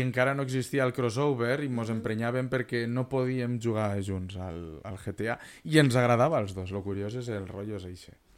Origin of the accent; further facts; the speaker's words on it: Vinaròs and Benicarló, Valencian Community, Spain; nosaltres som de Vinaròs i Benicarló